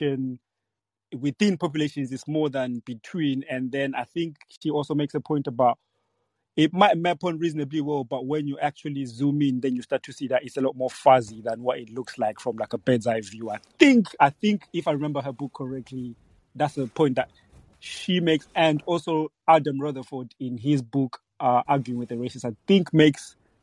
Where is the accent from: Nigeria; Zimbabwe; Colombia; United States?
Zimbabwe; now in United Kingdom; I was born in Zimbabwe, and I moved to the UK where I live now in 2009.